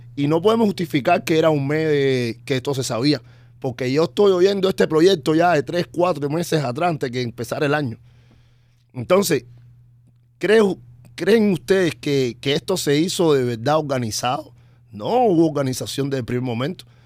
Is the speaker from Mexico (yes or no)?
no; Cuba; now in United States; yo desde que me fui de Cuba en el año 2004